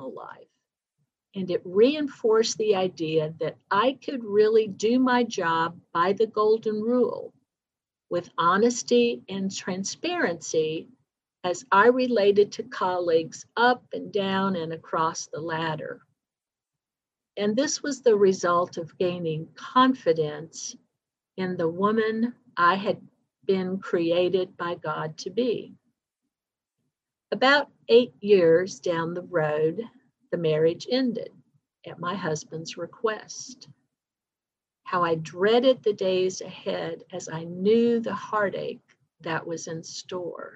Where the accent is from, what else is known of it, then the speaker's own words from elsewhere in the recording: Dayton, Ohio, United States; moved away as an adult; back in Dayton, my hometown.